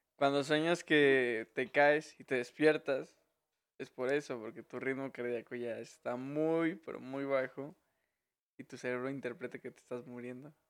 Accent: Veracruz, Mexico; moved away; also born or lived in Zamora; soy de Veracruz

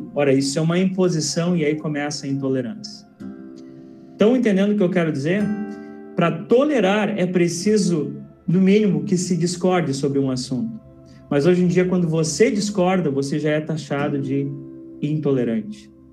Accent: Pelotas, Rio Grande do Sul, Brazil; now in Interlagos, Brazil; eu sou natural de Pelotas, Rio Grande do Sul

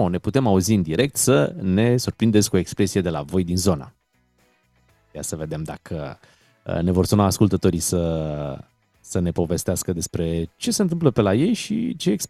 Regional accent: Timișoara, Timiș County, Romania; Uite cum suntem noi aici, suntem cineri din Cimișoara cu carce.

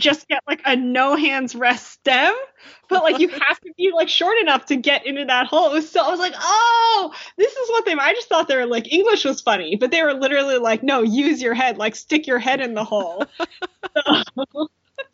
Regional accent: United States; as an American

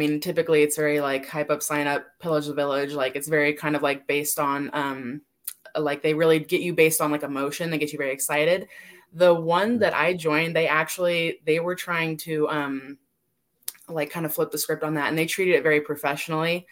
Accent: California, United States; now in Las Vegas, United States; I'm originally from California, but I'm in Las Vegas.

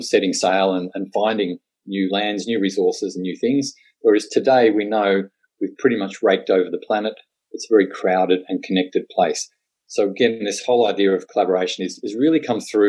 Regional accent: Tasmania, Australia; I'm a born and bred Tasmanian

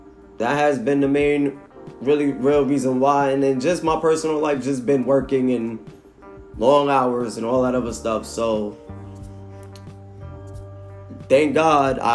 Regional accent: New York City, New York, United States; also born or lived in Norfolk, Virginia; now in Charlotte, United States; born and raised in Brooklyn, New York. Now, you know, reside out of Charlotte, North Carolina

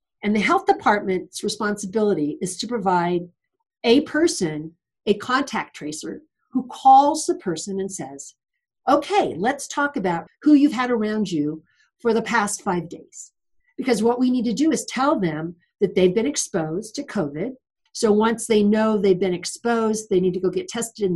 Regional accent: California, United States; moved away as an adult; also born or lived in Los Angeles; now in Reno, United States; I was born here in Reno, but I was not raised here. We lived in California

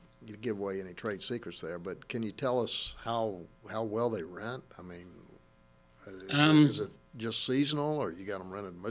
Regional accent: Louisiana, United States; now in Lake Norman, North Carolina, United States; I grew up in Louisiana, and I came up here

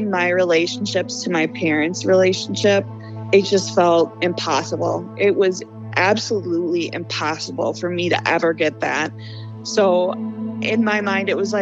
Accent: Cary, Illinois, United States; also born or lived in Arlington Heights, Illinois; I am from Cary, Illinois. I was originally born in Arlington Heights. I think we moved to Cary when I was 2. So I've been in the suburbs of Chicago my entire life

